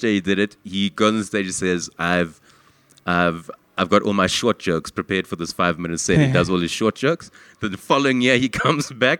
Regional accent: South Africa; as a South African

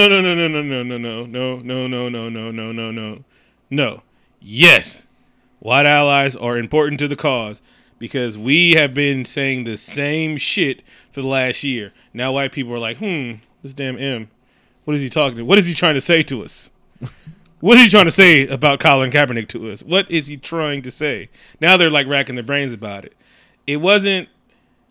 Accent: West Coast, United States; I'm from the West Coast

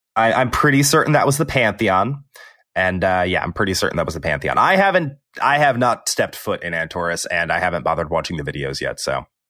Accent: Texas, United States; I'm from Texas

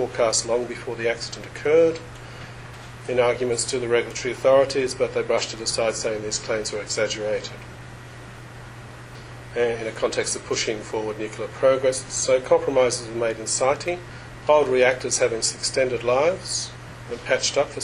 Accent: Australia; Being Australian

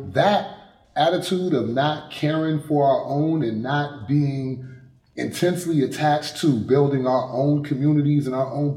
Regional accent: Washington, District of Columbia, United States; I'm from Washington, D.C.

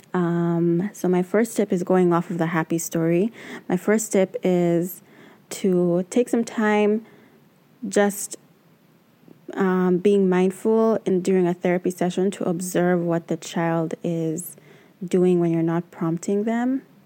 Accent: Uganda; now in New York City, United States; I am originally from Uganda, but I currently live and work in New York City

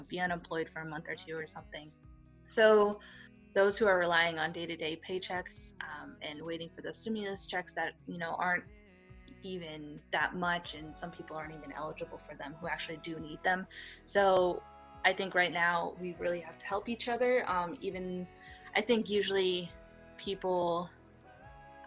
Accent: United States; I'm Chinese American

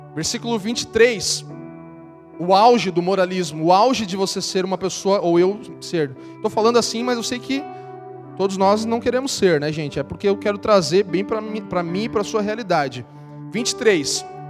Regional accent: Santa Catarina, Brazil; Eu sou de Santa Catarina

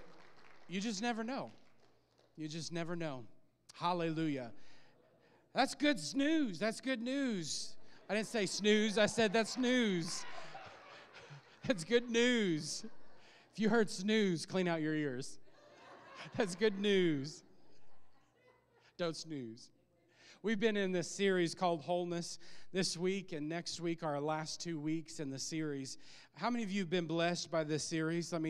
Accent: Illinois, United States; moved away; we were back in my hometown preaching in Illinois

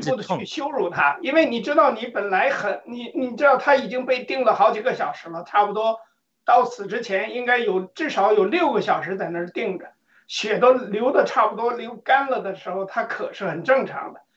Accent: China; 按照我们中国人的这个习惯

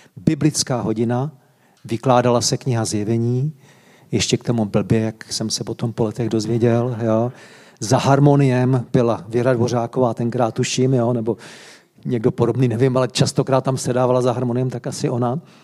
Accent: Varnsdorf, Ústí nad Labem Region, Czechia; Vyrůstal jsem ve Vansdorfu, v Sudetech

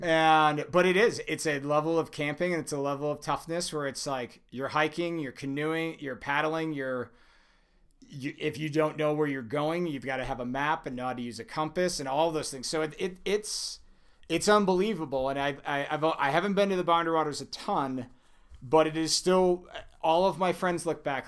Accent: Minnesota, United States; moved away as an adult; now in Colorado, United States; Born and raised in Minnesota. I, I moved out to Colorado when I was, uh, uh, right before I was nineteen

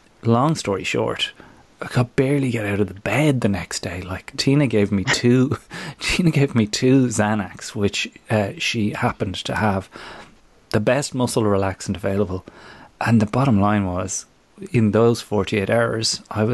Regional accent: Ireland; moved away

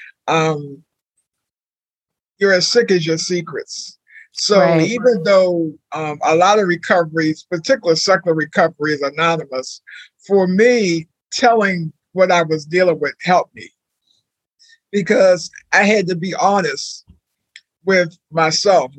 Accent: Maryland, United States; moved away as an adult; also born or lived in Washington, D.C.; I didn't grow up in Philadelphia, but I think what I grew up in a small town in Maryland.

